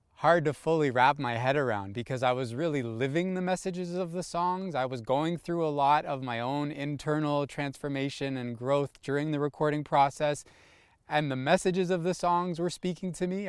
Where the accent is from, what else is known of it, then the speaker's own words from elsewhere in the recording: Toronto, Ontario, Canada; also born or lived in California; I'm born and raised in Toronto.